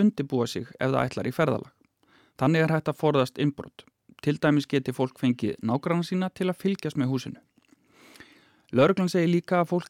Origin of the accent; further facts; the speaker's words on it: Akureyri, Northeastern Region, Iceland; now in Reykjavík, Iceland; I come from Akureyri in the north, a smaller town, and I had to get used to locking, for example, cars and places when I moved here to Reykjavik